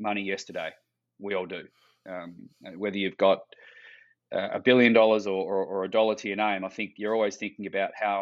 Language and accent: English; Western Australia, Australia; growing up in Western Australia